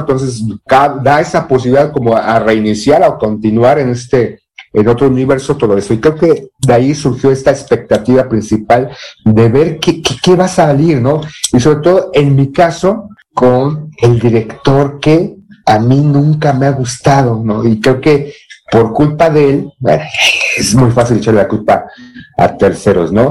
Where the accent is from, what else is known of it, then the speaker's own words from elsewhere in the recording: Mexico; ser mexicano no es solamente ser prieto como Tenoch Huerta